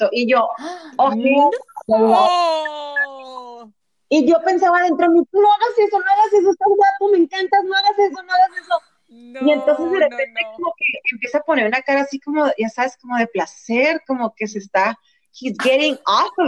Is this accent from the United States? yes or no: yes; San Diego, California, United States; born there; now in Los Angeles, United States; Nací en San Diego, como le dijiste tú, Erika. Eh, mi familia sigue allá, yo estoy en Los Ángeles, me vine a estudiar actuación